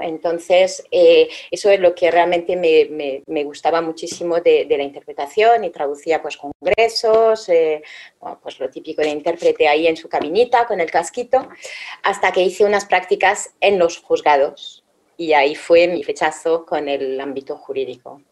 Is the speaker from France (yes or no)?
yes; France; moved away; soy francesa